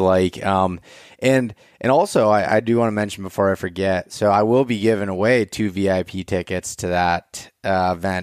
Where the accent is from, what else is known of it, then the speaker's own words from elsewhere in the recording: Pennsylvania, United States; I'm from Pennsylvania